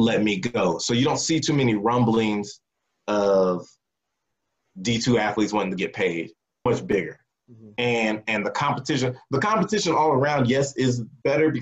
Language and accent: English; Texas, United States; growing up in Texas